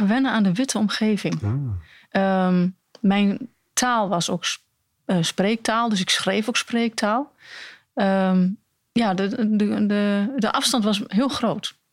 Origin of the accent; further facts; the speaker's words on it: Almelo, Overijssel, Netherlands; also born or lived in Hengelo; ik ben opgegroeid in Almelo